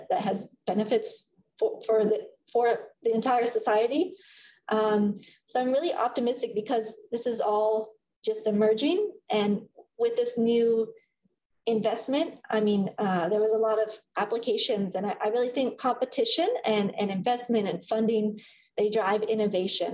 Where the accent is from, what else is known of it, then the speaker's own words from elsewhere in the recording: Illinois, United States; I'm from Illinois, from a farm